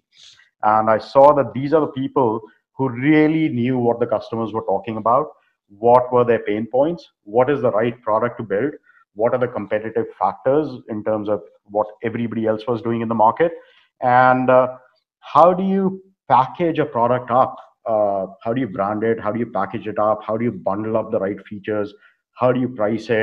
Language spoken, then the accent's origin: English; India; moved away as an adult; also born or lived in North Carolina; now in United States; growing up in India back during those times.